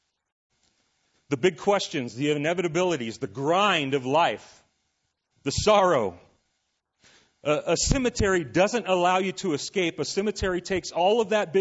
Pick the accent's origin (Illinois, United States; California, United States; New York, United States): California, United States; Southern; moved away as an adult; I grew up actually in Southern California